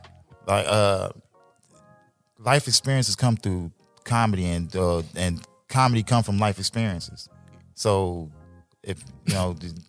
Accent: Chicago, Illinois, United States; I'm from Chicago.

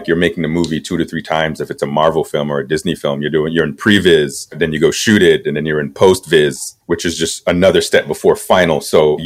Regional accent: Kingston, Jamaica; now in Los Angeles, United States; I was born and raised in Kingston, Jamaica.

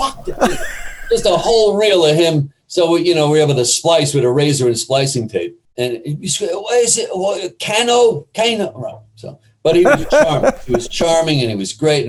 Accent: New York City, New York, United States; moved away; I grew up in New York City

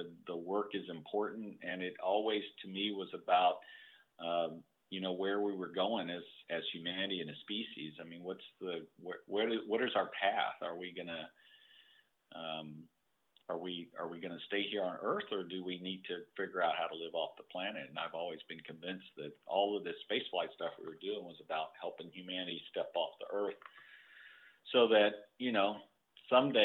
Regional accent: Corpus Christi, Texas, United States; now in Houston, United States; I grew up in Corpus Christi, Texas

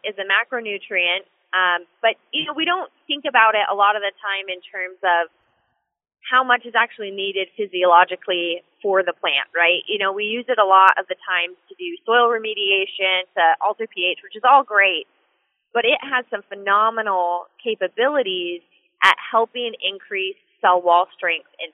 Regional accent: Washington, United States; I was born and raised in Washington State, and I still live here

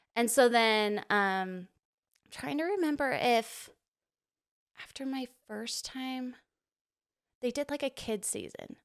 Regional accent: Provo, Utah, United States; grew up, like, born and raised Provo, Utah

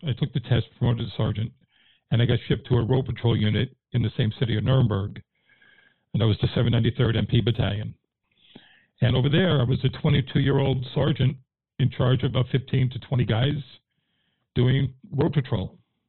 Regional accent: New York City, New York, United States; moved away as an adult; also born or lived in North Carolina; now in Dallas-Fort Worth, United States; I'm from Queens, New York, but I haven't been back there since like the mid 70s. But I grew up there in the 50s and the 60s.

